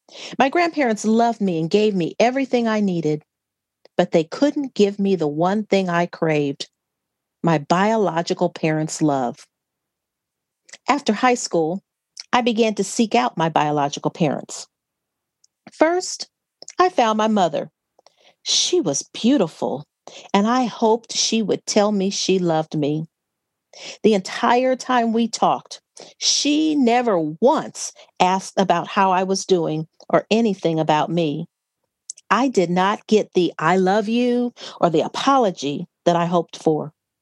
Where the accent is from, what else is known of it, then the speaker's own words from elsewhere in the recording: Gary, Indiana, United States; born there; So they married, and I was born in Gary, Indiana.